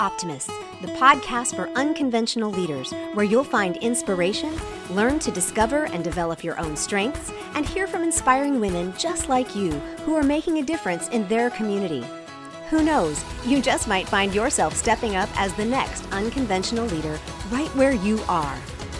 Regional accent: South Korea; I mean, because you're not American, and I grew up in Korea, so you're not Korean.

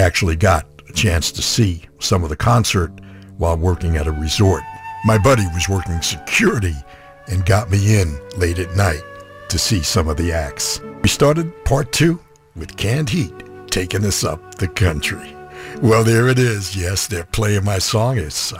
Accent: New York City, New York, United States; as a kid growing up in New York City

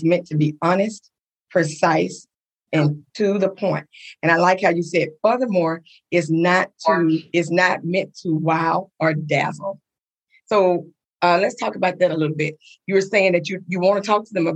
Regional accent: Coushatta, Louisiana, United States; we grew up in Little Coushatta, Louisiana

